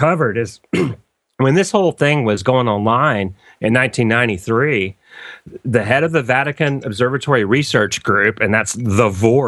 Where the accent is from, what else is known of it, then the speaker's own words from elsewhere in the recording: North Carolina, United States; I grew up in the South here in North Carolina, and we used to hunt squirrels.